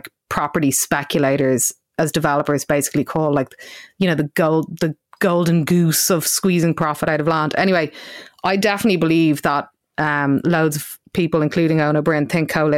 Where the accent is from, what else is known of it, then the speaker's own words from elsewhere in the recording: Dublin, Leinster, Ireland; I am from South County Dublin